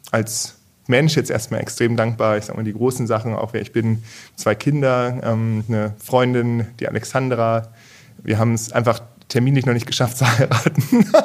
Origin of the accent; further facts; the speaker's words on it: Achim, Lower Saxony, Germany; moved away as an adult; also born or lived in Bremen / Berlin / Ireland; now in Heilbronn, Germany; Ganz ursprünglich aus ähm, Bremen, da bin ich geboren worden, aufgewachsen in Achem bei mhm. Bremen, also in Norddeutschland. Und ja, von daher auch äh, eher das Flachland gewöhnt